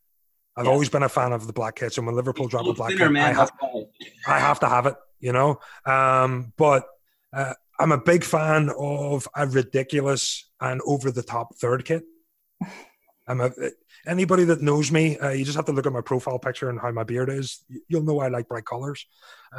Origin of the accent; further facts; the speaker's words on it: Ireland; Being an Irishman